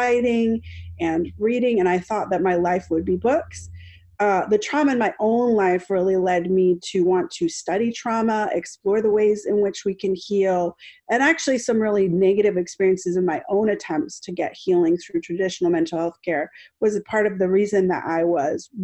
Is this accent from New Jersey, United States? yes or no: yes; New Jersey, United States; also born or lived in Bogota, Colombia; And so I was born in Bogota and adopted by a white family and brought to New Jersey